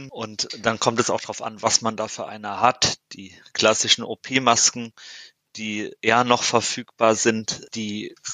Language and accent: German; Hesse, Germany; ja, ich bin Hesse.